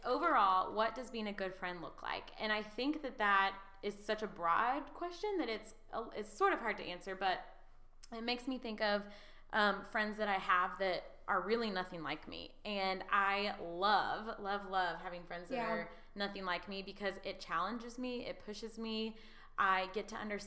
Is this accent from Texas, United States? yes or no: yes; Texas, United States; I was born and raised in Texas, you know, pretty conservative family